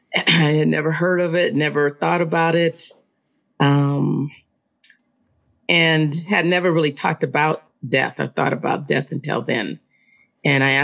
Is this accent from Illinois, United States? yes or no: no; Los Angeles, California, United States; I was raised in Los Angeles